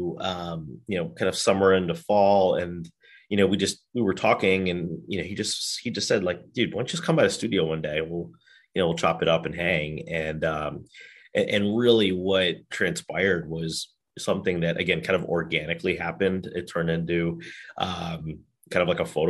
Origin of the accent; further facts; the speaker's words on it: Chicago, Illinois, United States; he hails from Chicago just like